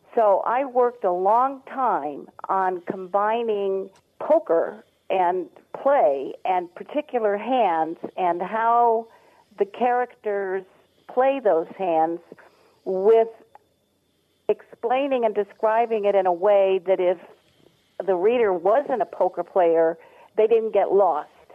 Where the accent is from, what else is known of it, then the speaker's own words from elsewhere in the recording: East Coast, United States; moved away as an adult; also born or lived in Los Angeles, California; now in Las Vegas, United States; I'm from the East Coast originally, but my husband and I moved to California in 1970 to the LA area